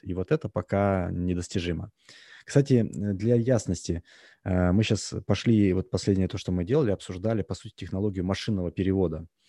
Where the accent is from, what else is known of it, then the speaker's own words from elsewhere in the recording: Russia; moved away as an adult; now in United States; хотя я родился в России, я жил, а, практически, а, ну, скажем так, до две тысячи десятого примерно года я жил практически постоянно в России